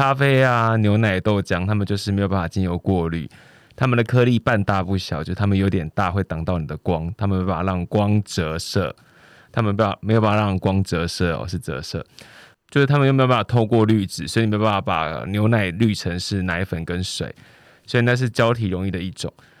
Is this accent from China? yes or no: no; Pingtung County, Taiwan; accent: Hakka; first language Hakka; 我自己是因为刚好生长在屏东的客家乡村，所以我从小就会，应该说我的母语就是客家话。